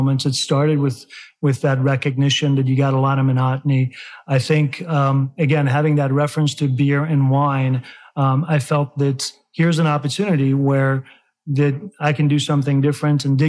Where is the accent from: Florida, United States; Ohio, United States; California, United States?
California, United States; also born or lived in Chicago, Illinois; now in Kentucky, United States; growing up in California